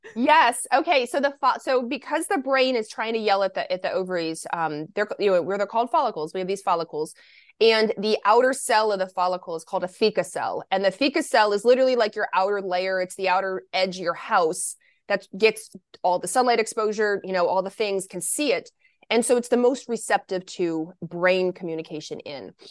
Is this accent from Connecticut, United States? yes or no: no; Lexington, Kentucky, United States; also born or lived in Michigan; I was born in Michigan, but I was raised in Lexington, Kentucky